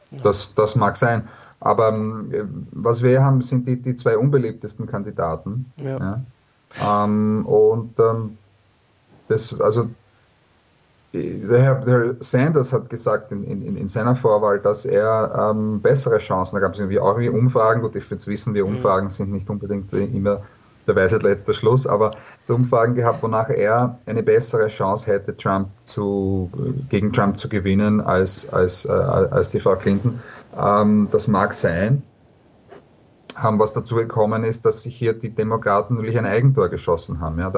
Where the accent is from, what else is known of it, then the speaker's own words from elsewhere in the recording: Austria; aus Österreich, da haben wir das über viele Jahre ähm, verfolgt